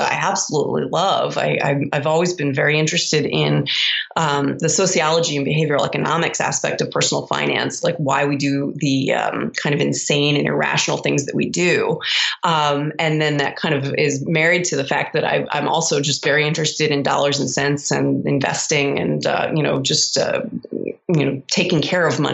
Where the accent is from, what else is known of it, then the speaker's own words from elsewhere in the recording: Baltimore, Maryland, United States; moved away as an adult; also born or lived in Columbus, Ohio; I'm originally from Baltimore, Maryland